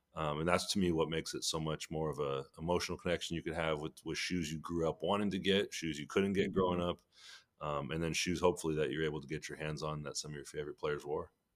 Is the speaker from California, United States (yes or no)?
yes; Sacramento, California, United States; I grew up in Sacramento, California